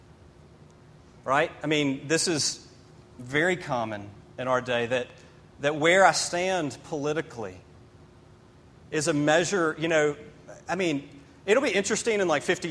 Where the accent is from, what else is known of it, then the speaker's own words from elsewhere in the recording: Memphis, Tennessee, United States; now in Greenville, United States; I grew up in Memphis, Tennessee.